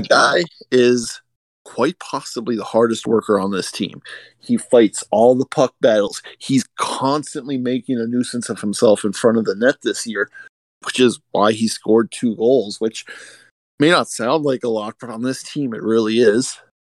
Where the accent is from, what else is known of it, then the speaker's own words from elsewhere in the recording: Arizona, United States; moved away as an adult; now in Minnesota, United States; I was born in Minnesota, lived most of my life in Arizona, and then recently moved back to Minnesota.